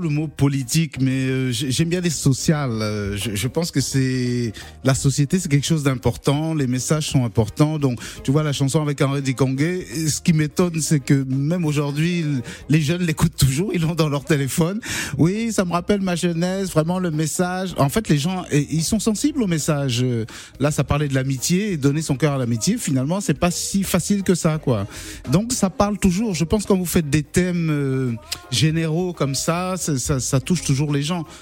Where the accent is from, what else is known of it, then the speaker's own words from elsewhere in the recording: Cameroon; moved away as an adult; now in France; je suis né en France, mais à 8 ans je suis parti m'installer au Cameroun et je suis revenu qu'à l'âge de 20 ans à peu près en France